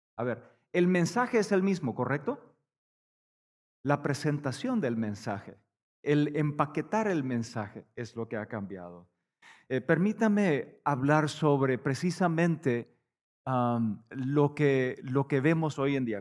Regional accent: Paraguay; moved away as an adult; also born or lived in Canada / United States / Bolivia; nosotros vivimos en Paraguay, eh, nacimos, crecimos en Paraguay

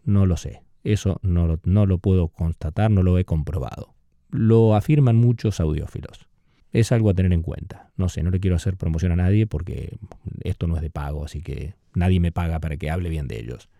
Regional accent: Argentina; Yo usé a mis ocho añitos algunos de esos discos en el campo, allá donde me crié en Argentina

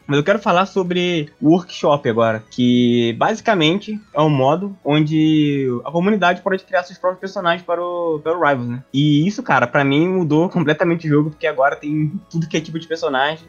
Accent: Brazil; eu sou brasileiro

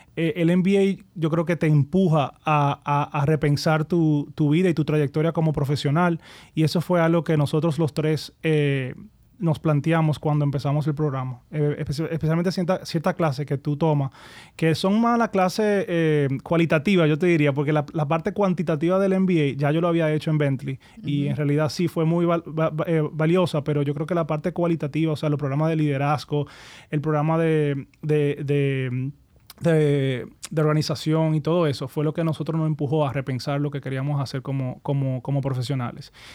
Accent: Santo Domingo, Distrito Nacional, Dominican Republic; also born or lived in Miami / United States; nos mudamos aquí a Santo Domingo. Entonces yo, yo sí crecí en Santo Domingo

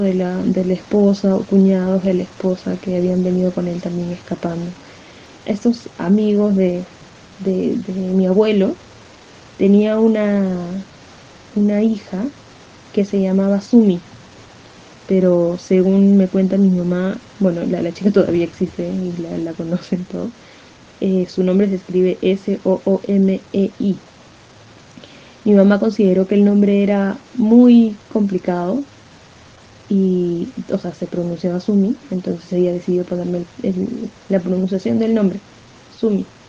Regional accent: Peru; soy peruana 100%. O sea, por haber nacido aquí

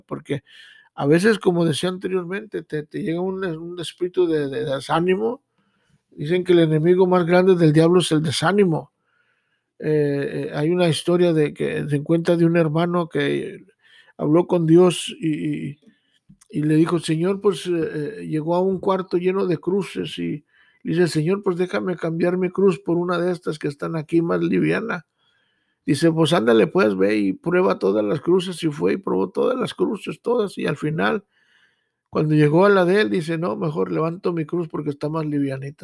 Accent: Mexico; now in United States; yo vengo de México, yo vengo con un sueño

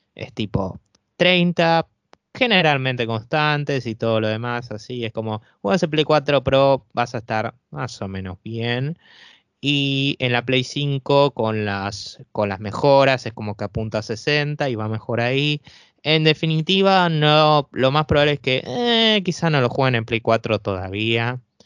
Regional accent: Argentina; sobre todo en países acá como en Argentina, nosotros no contamos con esos tipos de tarjetas

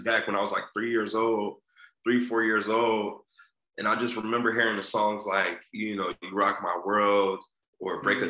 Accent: Philadelphia, Pennsylvania, United States; I'm an entertainer from West Philly

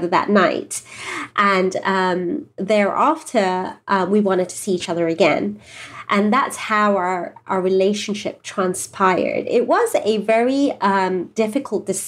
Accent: England, United Kingdom; moved away as an adult; now in Southern California, United States; we're from England originally, and we've only been here a couple of years

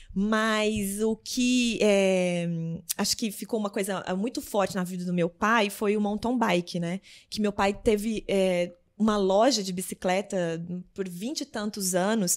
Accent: Lavras, Minas Gerais, Brazil; also born or lived in Belo Horizonte; Eu nasci em BH, mas a maioria do tempo fui criada em Lavras

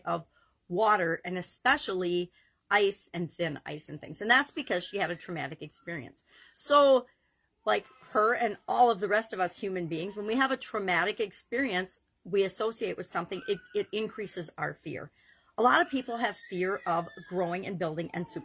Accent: Wisconsin, United States; I grew up in Wisconsin

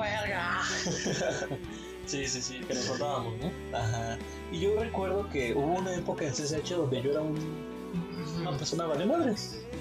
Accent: San Andrés Totoltepec, Mexico City, Mexico; pueblo de San Andrés Totoltepec, mi pueblito.

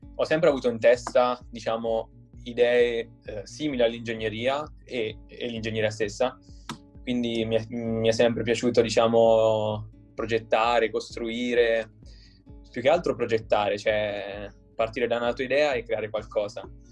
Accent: Perugia, Umbria, Italy; moved away as an adult; now in Turin, Italy; sono di Perugia e ho 21 anni e studio al Politecnico di Torino

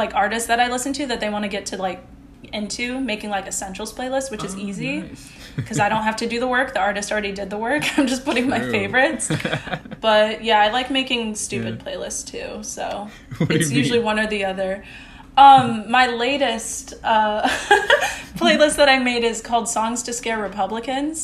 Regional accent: Midwest, United States; I am from the Midwest

